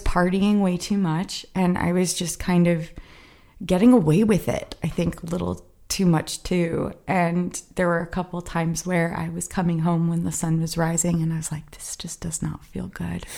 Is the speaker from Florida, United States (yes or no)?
yes; South Florida, United States; moved away as an adult; also born or lived in Fort Lauderdale; now in Los Angeles, United States; South Florida. It's swampy